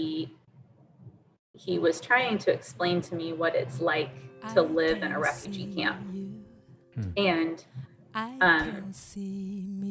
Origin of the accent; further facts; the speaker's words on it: Durham, North Carolina, United States; I grew up in Durham